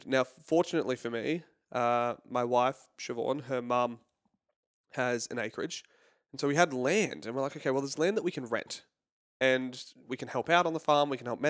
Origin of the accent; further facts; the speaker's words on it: California, United States; now in Australia; You'd never guess it from my accent. I'm originally from California.